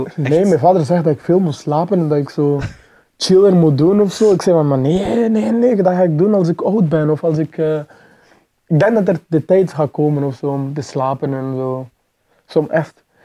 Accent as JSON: {"language": "Dutch", "country": "Mozambique", "tie": "born or raised there", "moved": "yes", "lives_now": "Belgium", "said": "ik ben geboren in Mozambique"}